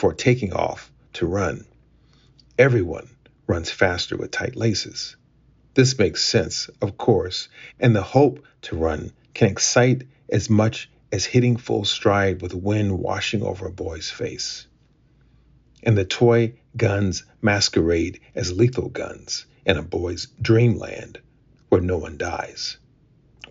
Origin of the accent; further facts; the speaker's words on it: Akron, Ohio, United States; I grew up in Akron, Ohio